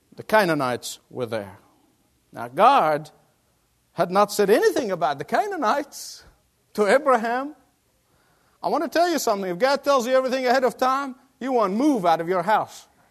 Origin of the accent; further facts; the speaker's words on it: Australia; moved away; my Australian compatriots